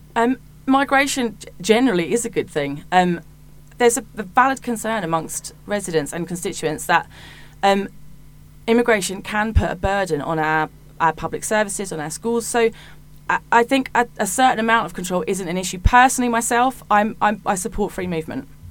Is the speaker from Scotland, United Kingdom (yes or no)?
no; Hitchin, East of England, United Kingdom; I was born in Hitchin and I am, I've lived there almost all of my life, and I'm now raising my family there.